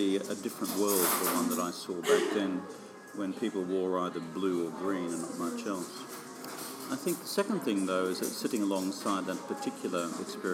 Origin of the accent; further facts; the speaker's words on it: rural Queensland, Australia; I really enjoyed growing up in the Queensland country.